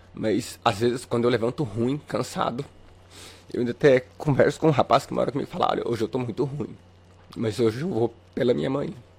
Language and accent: Portuguese; Catalão, Goiás, Brazil; moved away as an adult; also born or lived in Uberlândia, Minas Gerais; now in Palmas, Brazil; eu sou natural, natural de Uberlândia, eu sou mineiro, só que com um ano e três meses eu me mudei pra Goiás, a minha família voltou pra Goiás, então eu me considero um goiano